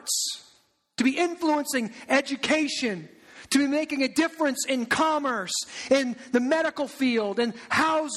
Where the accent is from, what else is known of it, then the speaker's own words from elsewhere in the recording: Eldridge, Iowa, United States; I grew up in Eldridge. I grew up in the suburbs.